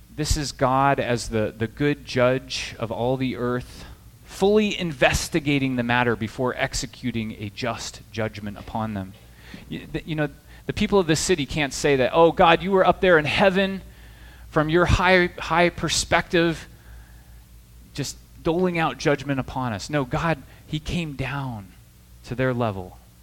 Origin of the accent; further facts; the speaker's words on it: Midwest, United States; also born or lived in the South; now in New Jersey, United States; I'm from the Midwest originally